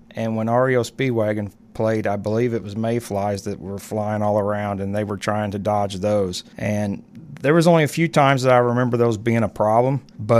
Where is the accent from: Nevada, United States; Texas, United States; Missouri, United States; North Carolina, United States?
Missouri, United States; Hannibal; I was born and raised in Hannibal, went to school with you and several other people. I've lived in this area most of my life, except for a year and a half when I moved away after high school, and then I came back.